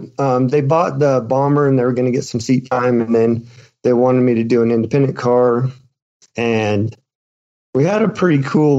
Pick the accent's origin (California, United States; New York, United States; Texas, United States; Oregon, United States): Oregon, United States; Tillamook; born or raised there; moved away as an adult; also born or lived in Grants Pass, Oregon; now in Gardnerville, United States